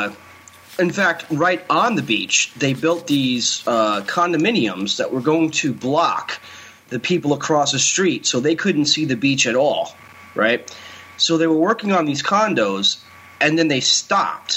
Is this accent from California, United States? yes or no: no; Keansburg, New Jersey, United States; In my hometown, Kingsburg, it's a beach community